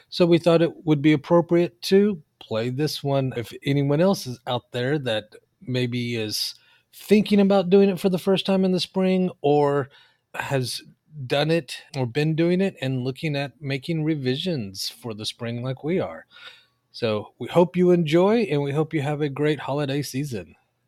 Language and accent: English; Oklahoma, United States; now in California, United States; So even though I live in California now, I am originally from Oklahoma, and that's where a good chunk of my family's from.